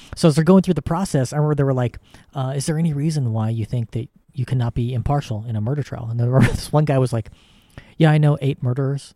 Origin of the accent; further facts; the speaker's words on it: United States; as an American